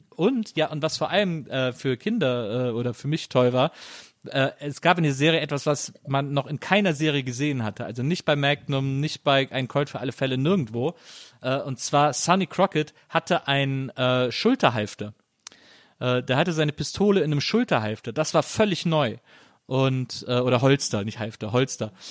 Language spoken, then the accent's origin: German; Rhineland, Germany; ich komme aus dem Rheinland, deswegen haben wir Karneval gefeiert